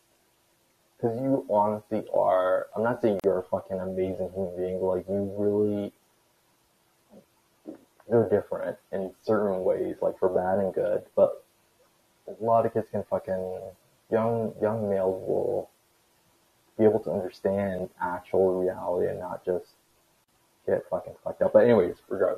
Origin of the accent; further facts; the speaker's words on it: Canada; I'm Canadian, but like we're in the same time zone. It's 7:31 Eastern time.